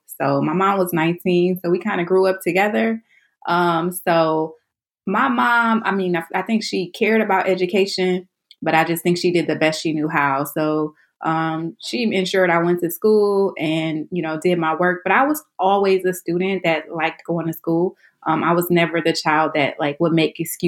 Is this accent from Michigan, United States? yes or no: yes; Detroit, Michigan, United States; moved away as an adult; now in Washington, D.C., United States; I'm originally from Detroit, Michigan, inner city, not the suburbs